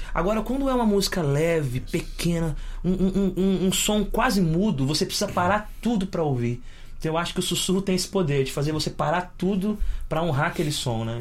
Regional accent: São Paulo, Brazil; eu e meus irmãos nascemos todos em São Paulo

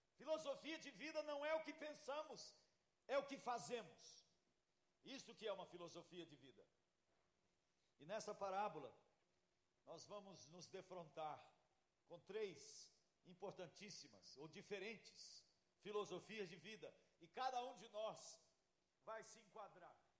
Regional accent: Brazil; eu sou tupiniquim

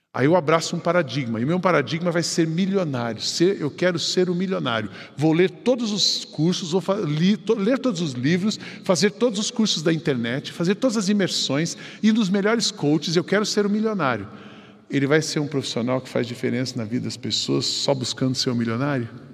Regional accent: São José dos Campos, São Paulo, Brazil; Eu fui criado lá no Jardim Paulista, em São José dos Campos.

